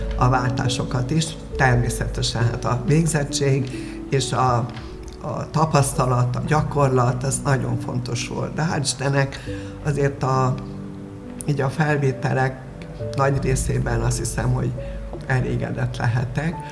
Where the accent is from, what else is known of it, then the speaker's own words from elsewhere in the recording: Miskolc, Borsod-Abaúj-Zemplén, Hungary; also born or lived in Lillafüred; Én Lilafüreden születtem, Miskolcon, eh, töltöttem a gyönyörű ifjúságomat, a gimnáziumomat